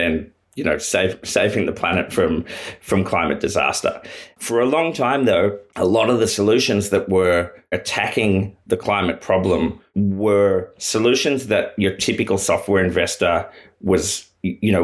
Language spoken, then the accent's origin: English; Australia; As an Australian